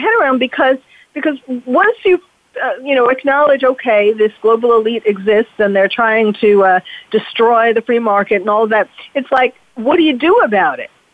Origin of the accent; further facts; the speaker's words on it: New York, United States; moved away; I'm from New York originally, and when I used to live in New York